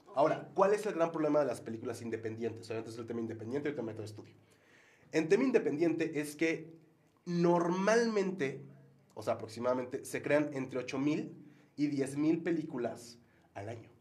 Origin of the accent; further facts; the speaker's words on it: Mexico; también como mexicanos, como vaqueños